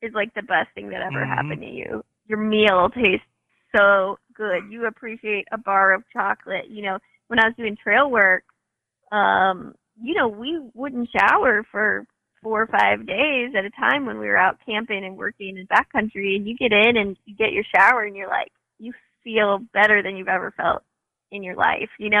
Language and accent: English; Northern Kentucky, United States; moved away; also born or lived in Washington State; growing up in Northern Kentucky, we had a garden in the backyard. I worked at McGlasson's Produce in Hebron